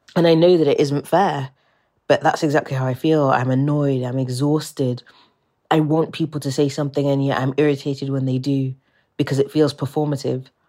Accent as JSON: {"language": "English", "region": "England", "country": "United Kingdom", "tie": "born or raised there", "accent": "British", "said": "you can probably tell by my accent that I'm British"}